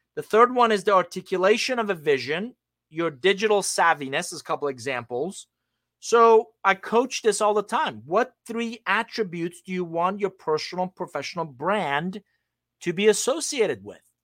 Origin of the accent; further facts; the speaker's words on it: Iran; moved away; I'm originally from Iran